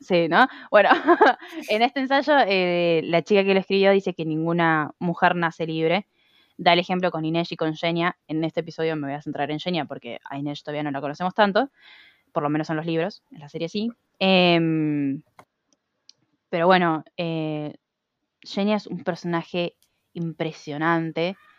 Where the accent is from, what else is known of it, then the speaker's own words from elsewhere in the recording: Argentina; yo soy de Argentina.